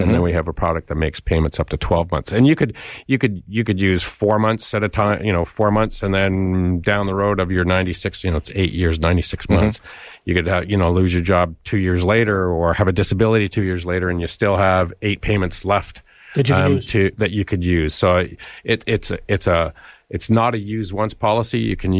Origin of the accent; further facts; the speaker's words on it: London, United Kingdom; Because I'm from London, Jeff.